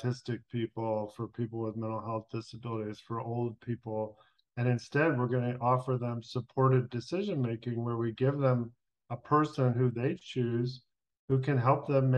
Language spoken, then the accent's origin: English; Los Angeles, California, United States; moved away as an adult; also born or lived in Washington, D.C.; I grew up in Los Angeles in the 70s